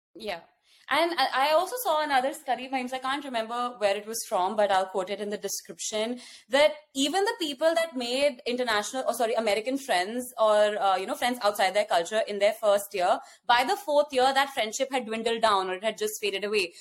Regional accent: India; born or raised there; accent: Indian; moved away as an adult; also born or lived in West Lafayette, Indiana / Los Angeles, California; now in United States

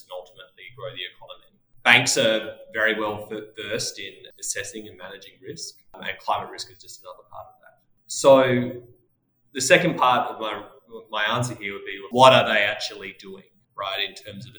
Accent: Australia; accent: Australian; moved away as an adult; now in United States; As you may be able to tell from my accent, I started my career in Australia, moved to the US 12 years ago

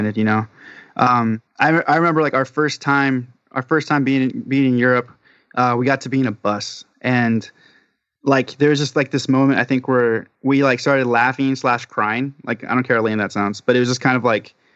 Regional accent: Southern California, United States; we're from Southern California.

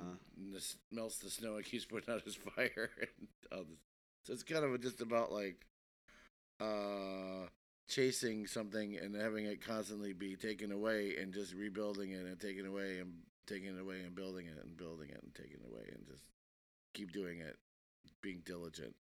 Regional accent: Milwaukee, Wisconsin, United States; moved away; also born or lived in Brooklyn, New York; I'm from Wisconsin originally

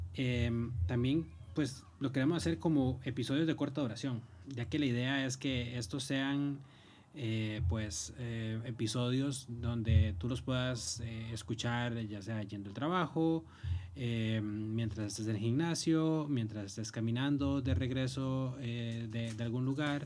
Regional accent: Cartago, Costa Rica; moved away as an adult; now in Madrid, Spain; Soy originario de Cartago, en Costa Rica.

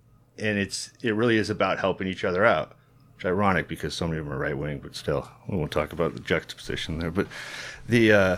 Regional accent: College Park, Georgia, United States; this happened to me growing up in College Park, you know

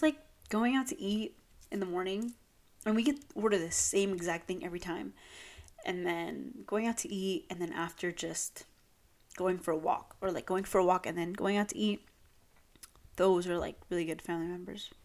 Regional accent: Long Beach, California, United States; moved away; I'm from Long Beach, and they're, like, we have Shoreline Village

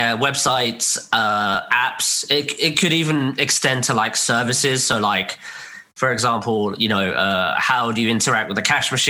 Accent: Guildford, South East England, United Kingdom; first language Cantonese; English is a second language; moved away as an adult; now in Vietnam; I'm from the UK. So born and raised in a suburb just outside London.

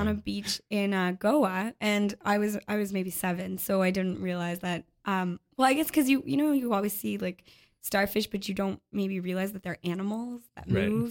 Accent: Montreal, Quebec, Canada; I'm from Montreal.

